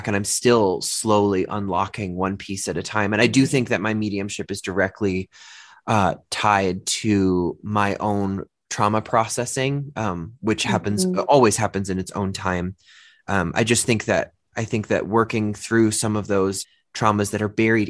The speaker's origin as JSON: {"language": "English", "region": "Massachusetts", "country": "United States", "tie": "born or raised there", "first_language": "English", "moved": "yes", "lives_now": "Denver, United States", "said": "I grew up in Massachusetts"}